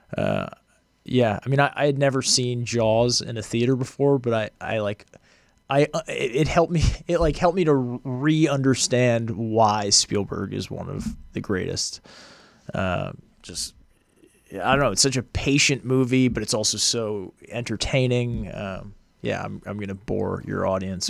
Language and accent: English; outside of Boston, Massachusetts, United States; moved away as an adult; also born or lived in Los Angeles; I grew up outside of Boston